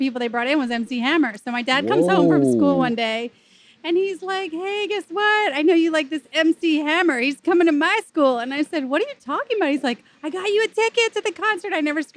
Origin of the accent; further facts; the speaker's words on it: Philadelphia, Pennsylvania, United States; moved away as an adult; now in Atlanta, United States; I'm from Philly. Born and raised.